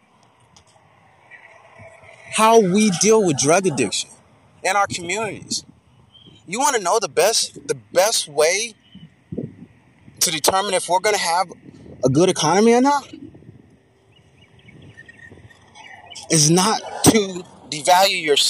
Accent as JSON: {"language": "English", "town": "Dallas", "region": "Texas", "country": "United States", "said": "I'm from Dallas, and we've always played second fiddle to Houston"}